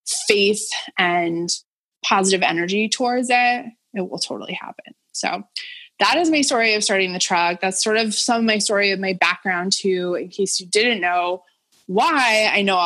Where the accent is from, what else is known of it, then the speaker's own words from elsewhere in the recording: Boston area, Massachusetts, United States; moved away as an adult; also born or lived in New York City; I'm an adult living in kind of my hometown